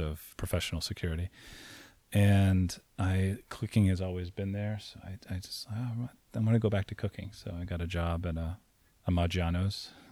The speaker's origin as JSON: {"language": "English", "region": "Saint Croix", "country": "U.S. Virgin Islands", "tie": "born or raised there", "moved": "yes", "said": "I grew up in Saint Croix in the U S Virgin Islands."}